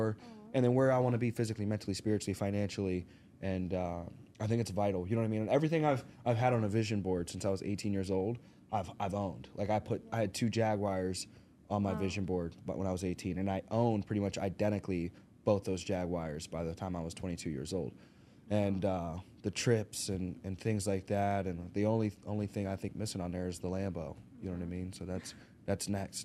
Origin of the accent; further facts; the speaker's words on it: Arkansas, United States; moved away; We're originally from Arkansas, so I grew up, grew up in the country